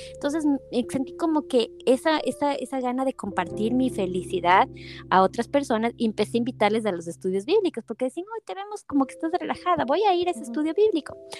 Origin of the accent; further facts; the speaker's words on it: Ecuador; moved away as an adult; crecí siendo publicista en Ecuador